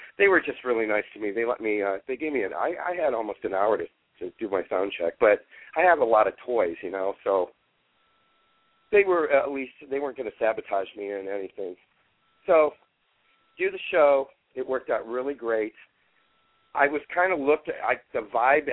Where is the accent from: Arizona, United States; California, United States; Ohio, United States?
Ohio, United States; Cleveland; the Cleveland gig is that's my hometown.